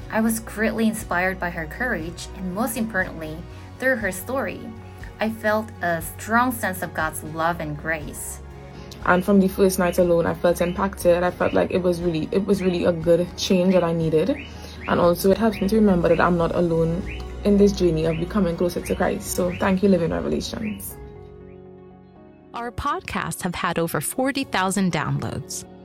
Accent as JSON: {"language": "English", "country": "South Korea", "said": "… from South Korea."}